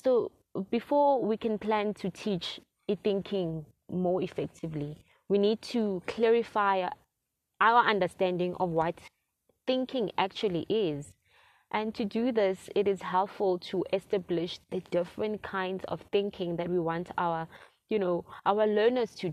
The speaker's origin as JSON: {"language": "English", "country": "South Africa", "said": "a South African black girl"}